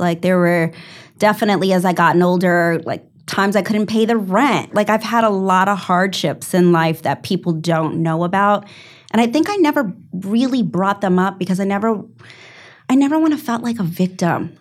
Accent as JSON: {"language": "English", "region": "New York", "country": "United States", "said": "I'm a New Yorker"}